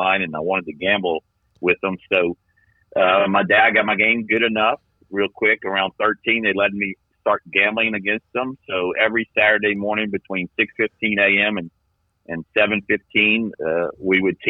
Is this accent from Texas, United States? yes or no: no; New Orleans, Louisiana, United States; also born or lived in Covington, Louisiana; born and raised in New Orleans, five generation New Orleans guy.